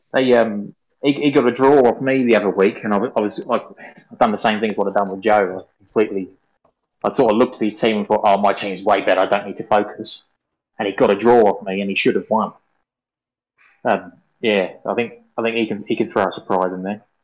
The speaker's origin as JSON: {"language": "English", "region": "England", "country": "United Kingdom", "moved": "yes", "lives_now": "Australia", "said": "I'm English"}